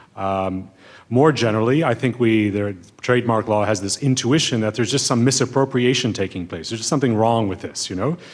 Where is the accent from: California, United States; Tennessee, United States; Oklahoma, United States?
California, United States; Berkeley; I grew up partially in Berkeley, California